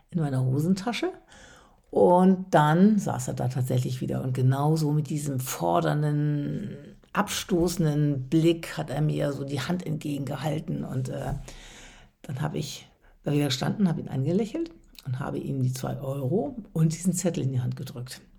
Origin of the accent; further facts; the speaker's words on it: Westerstede, Lower Saxony, Germany; now in Hamburg, Germany; wie in meiner Heimat in Westerstede, und das ist ja hier in Hamburg auch so häufig gegangen und gäbe, noch ein freundliches